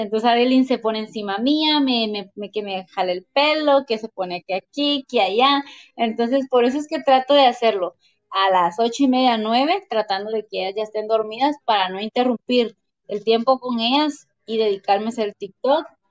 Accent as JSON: {"language": "Spanish", "country": "Guatemala", "said": "¿de dónde eres? Pues de Guate"}